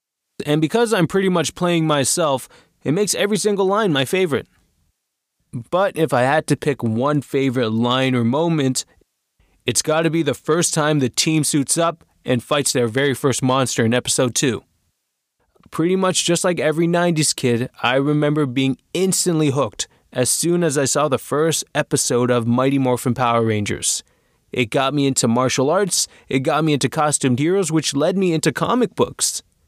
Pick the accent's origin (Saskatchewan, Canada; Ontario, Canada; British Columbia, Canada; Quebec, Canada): Ontario, Canada; Toronto; I am from Toronto, Ontario, Canada.